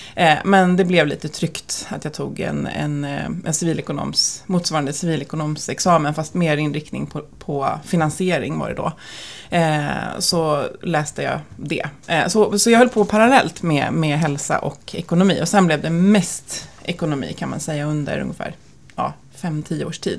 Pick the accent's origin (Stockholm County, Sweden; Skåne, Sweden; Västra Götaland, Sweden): Stockholm County, Sweden; Stockholm; vi är födda och uppvuxna på två olika pendeltågslinjer i Stockholm. Så att jag är på Bålstalinjen